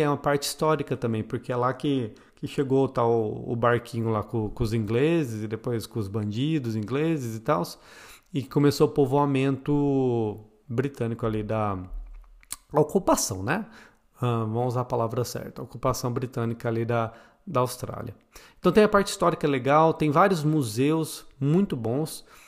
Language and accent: Portuguese; Botucatu, São Paulo, Brazil; moved away; eu vim de Botucatu